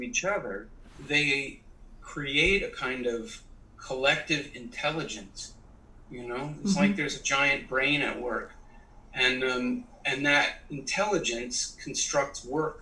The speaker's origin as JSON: {"language": "English", "country": "Canada", "tie": "born or raised there", "said": "I was raised in Canada"}